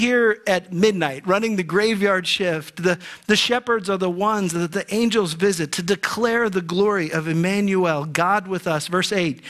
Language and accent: English; Ohio, United States; When I was a boy growing up in Ohio